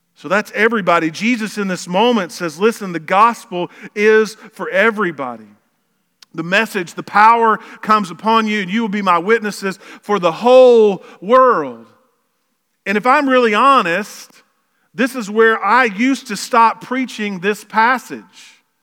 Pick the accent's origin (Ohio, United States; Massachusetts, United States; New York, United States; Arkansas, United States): Arkansas, United States; Lower; we grew up in Lower Arkansas